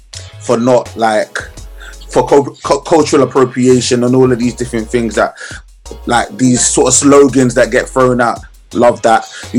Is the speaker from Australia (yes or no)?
no; Ghana; Like, it's definitely, even as a Ghanaian, I can even admit that.